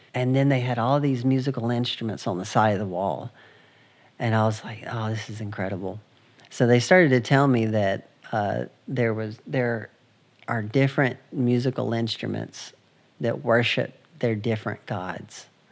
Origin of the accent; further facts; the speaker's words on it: United States; I'm from the United States.